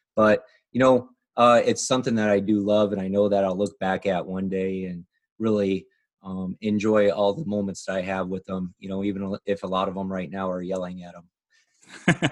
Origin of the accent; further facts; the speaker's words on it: Bensenville, Illinois, United States; now in Phoenix, United States; I grew up in, just outside of Chicago, Illinois.